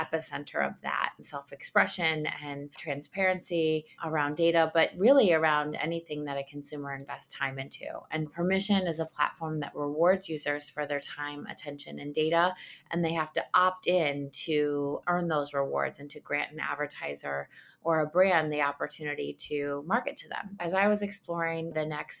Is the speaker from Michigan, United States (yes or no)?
yes; Ann Arbor, Michigan, United States; also born or lived in Detroit, Michigan; I'm from Detroit, Michigan. I grew up in Ann Arbor